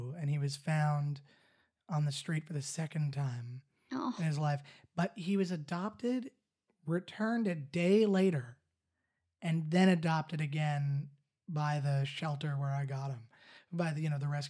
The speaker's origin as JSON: {"language": "English", "country": "Canada", "said": "I mean, I'm Canadian too, but I'm half American, so..."}